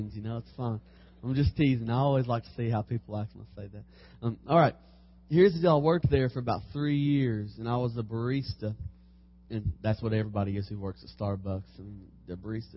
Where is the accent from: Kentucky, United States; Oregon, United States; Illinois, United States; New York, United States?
Kentucky, United States; Harrodsburg; I'm from Harrodsburg, Kentucky, Mercer County